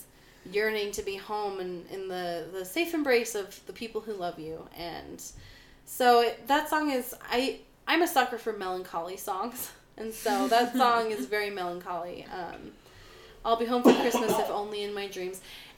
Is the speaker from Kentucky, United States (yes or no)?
no; California, United States; moved away as an adult; now in Utah, United States; I grew up in California, I live in Utah now. I moved here, like, over 10 years ago, like, 12 years ago.